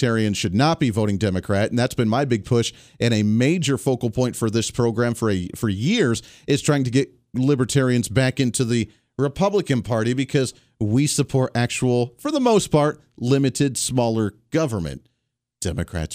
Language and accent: English; Bailey, Colorado, United States; moved away as an adult; now in Kansas, United States; That's where I grew up, little town of Bailey, Colorado